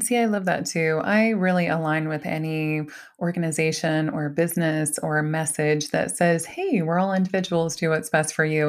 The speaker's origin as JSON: {"language": "English", "region": "Ohio", "country": "United States", "tie": "born or raised there", "said": "I was raised in Ohio"}